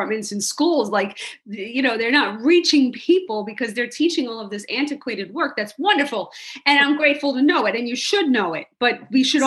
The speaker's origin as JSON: {"language": "English", "town": "New York City", "region": "New York", "country": "United States", "tie": "born or raised there", "said": "I was from New York City. I grew up in Hell's Kitchen"}